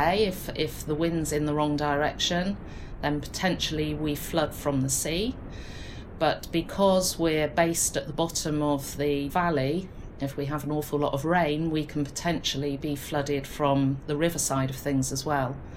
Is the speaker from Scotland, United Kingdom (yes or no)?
no; Polperro, South West England, United Kingdom; moved away as an adult; now in Looe, United Kingdom; I grew up in Polperro